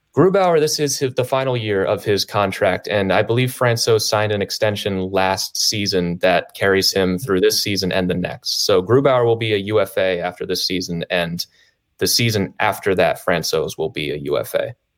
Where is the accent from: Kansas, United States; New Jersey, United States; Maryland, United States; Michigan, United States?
Maryland, United States; I grew up in Maryland, so I grew up a Caps fan